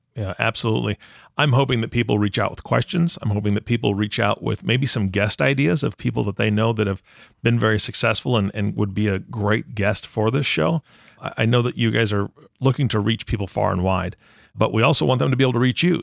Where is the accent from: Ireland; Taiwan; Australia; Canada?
Taiwan; I was born in Taiwan